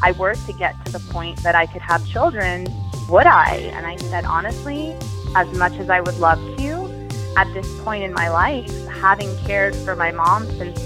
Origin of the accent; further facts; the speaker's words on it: Tampa, Florida, United States; moved away as an adult; also born or lived in Gainesville, Florida / New York City; now in Miami, United States; I was born and raised in Tampa, Florida